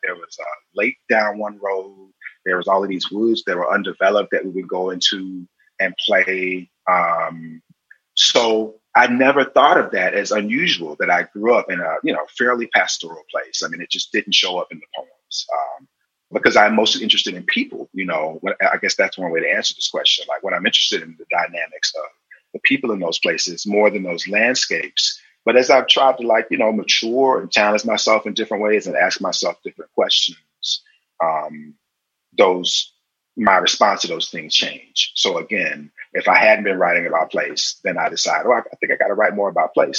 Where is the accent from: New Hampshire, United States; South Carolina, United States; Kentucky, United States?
South Carolina, United States; also born or lived in various places; even in the places that I'm from, even now when I go back to South Carolina, nobody looks at me like I'm from South Carolina.